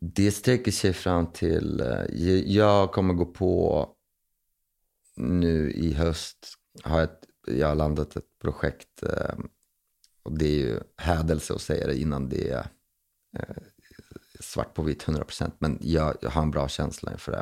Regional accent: Linköping, Östergötland, Sweden; moved away as an adult; now in Stockholm, Sweden; Linköping som jag kom ifrån

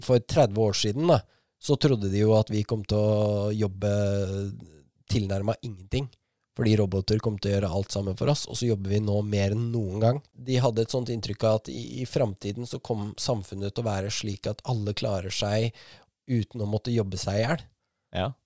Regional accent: Askim, Østfold, Norway; hjembyen min

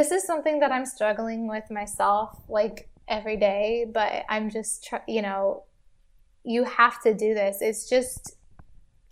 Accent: Kansas City, Missouri, United States; also born or lived in Hollywood, Los Angeles; now in Los Angeles, United States; I'm from Kansas City

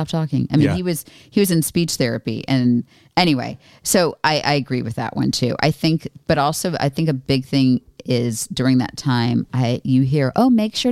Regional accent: Florida, United States; moved away; I was raised in Florida, but not, I mean, it's geographically South, but not where I, it was like just not very Southern

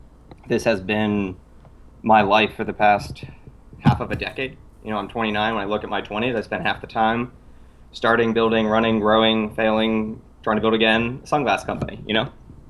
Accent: Ireland; I'm a small, pale Irish man.

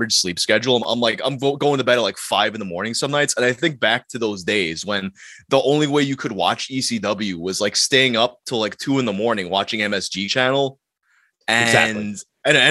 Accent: New York City, New York, United States; I grew up in Queens.

